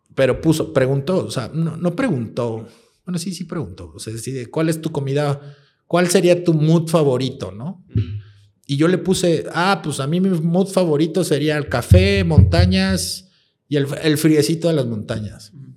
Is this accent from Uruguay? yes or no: no; Mexico